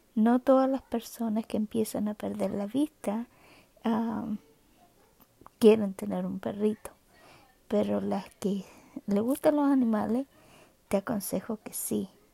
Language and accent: Spanish; Chile; now in Canada; nací en Chile, eh, vivo en Canadá hace ya más de, hace 40 años